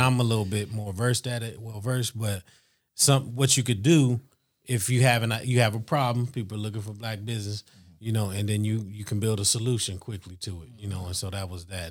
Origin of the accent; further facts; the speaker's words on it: Youngstown, Ohio, United States; now in Columbus, United States; we grew up in Youngstown